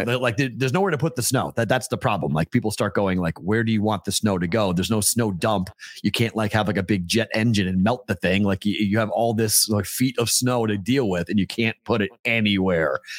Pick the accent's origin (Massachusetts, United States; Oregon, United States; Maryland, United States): Massachusetts, United States; Andover; moved away; my hometown of Andover, Mass